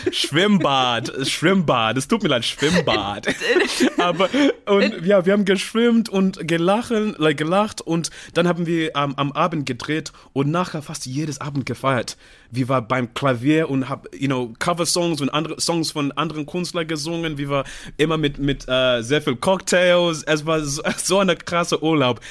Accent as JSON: {"language": "German", "country": "Zimbabwe", "also_born_or_lived": "United Kingdom", "second_language": "German", "moved": "yes", "said": "ich komme aus dem Zimbabwe"}